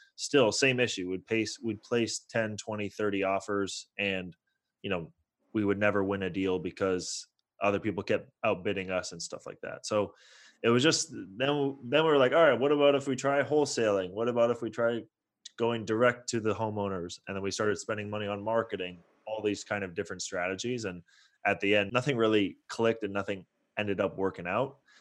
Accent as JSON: {"language": "English", "area": "Bay Area", "region": "California", "country": "United States", "tie": "born or raised there", "also_born_or_lived": "Toronto, Canada", "moved": "as an adult", "lives_now": "Los Angeles, United States", "said": "I was born in Toronto, grew up in the Bay Area."}